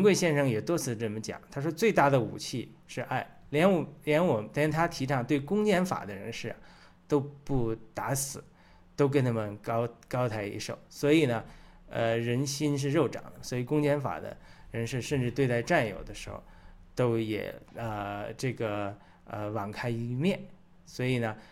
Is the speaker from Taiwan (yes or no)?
no; China; 我们中国人